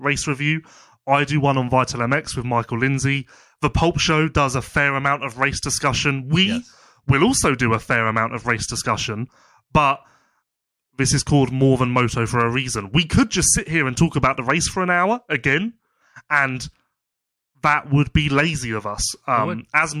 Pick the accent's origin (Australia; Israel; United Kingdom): United Kingdom; as a Brit